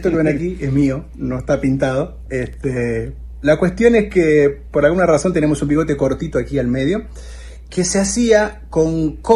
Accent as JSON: {"language": "Spanish", "country": "Argentina", "said": "A nosotros como argentinos"}